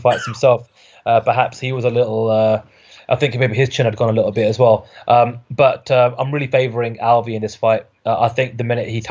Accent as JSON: {"language": "English", "country": "United Kingdom", "said": "I'm a Brit"}